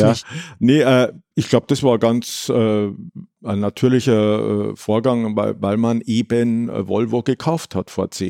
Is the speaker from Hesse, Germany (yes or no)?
no; Munich, Bavaria, Germany; Wobei es als Münchner natürlich, äh, jetzt hört, hört, sich ein bisschen komisch